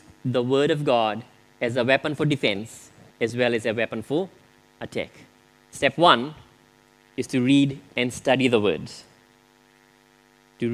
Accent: Fiji; moved away; I grew up in Fiji

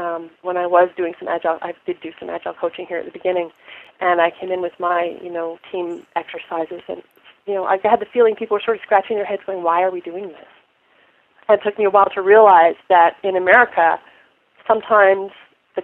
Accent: Canada; moved away as an adult; now in Karlsruhe, Germany; As a Canadian

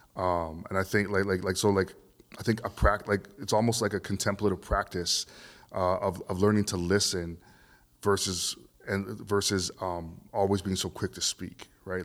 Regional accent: Vancouver, British Columbia, Canada; growing up in Vancouver, um, even though I'm multi-ethnic, Um, I still grew up in, in, in a system of, of white power

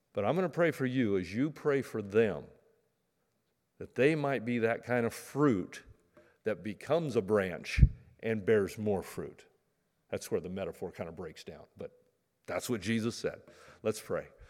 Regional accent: Medford, Oregon, United States; I grew up in Medford, you know, pear trees

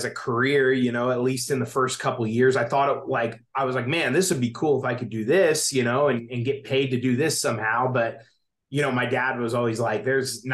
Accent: Anderson, Indiana, United States; moved away as an adult; now in San Diego, United States; I grew up in Anderson, Indiana

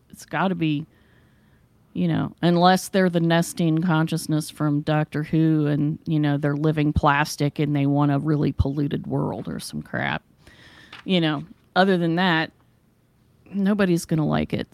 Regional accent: West Virginia, United States; now in Ohio, United States; both of us were born and raised in West Virginia

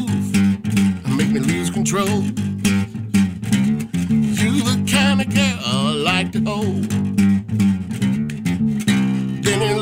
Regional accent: Chicago, Illinois, United States; Born and raised Chicago.

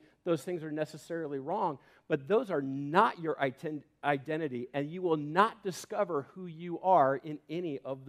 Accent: Homedale, Idaho, United States; I grew up in Homedale and had a lot of great friends

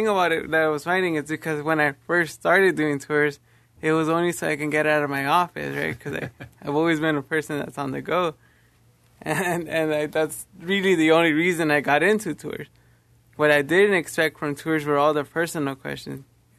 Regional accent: Los Angeles, California, United States; I'm from Los Angeles, California.

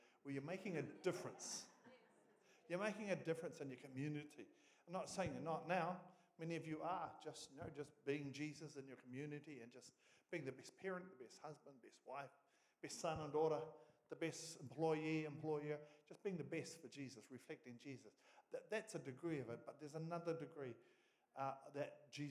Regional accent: Oamaru, Otago, New Zealand; moved away as an adult; now in Gisborne, New Zealand; In Oamaru, North Otago, is where we were from originally

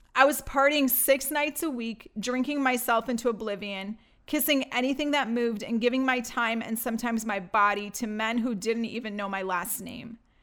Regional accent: Detroit, Michigan, United States; born or raised there; also born or lived in Baghdad, Iraq / Greece

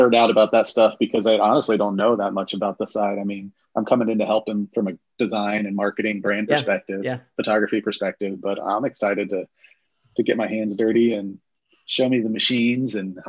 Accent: Lafayette, Indiana, United States; I grew up in Lafayette, Indiana.

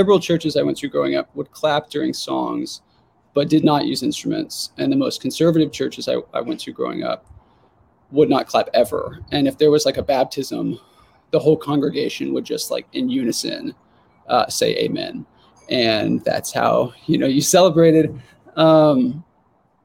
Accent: Jonesboro, Arkansas, United States; In Jonesboro, Arkansas, which is where I grew up

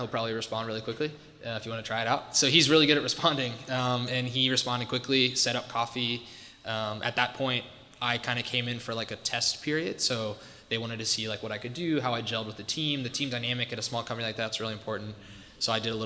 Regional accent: Ohio, United States; moved away as an adult; also born or lived in Washington, District of Columbia, United States; I grew up in Ohio, small rural farm town

